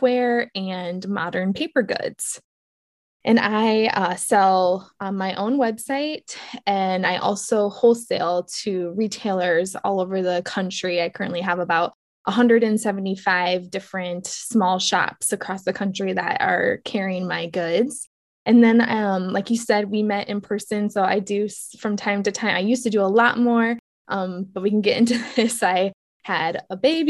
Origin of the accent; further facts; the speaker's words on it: Protivin, Iowa, United States; also born or lived in Des Moines, Iowa / Williamsburg, Iowa; I grew up outside of a town called Protivin